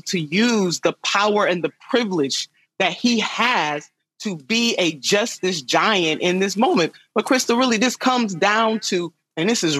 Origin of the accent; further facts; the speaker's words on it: Cuyahoga River area, Ohio, United States; the Cuyahoga River right here in my hometown